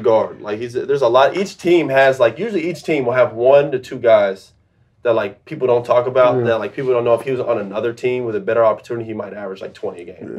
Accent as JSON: {"language": "English", "region": "Florida", "country": "United States", "tie": "born or raised there", "said": "I grew up in Florida."}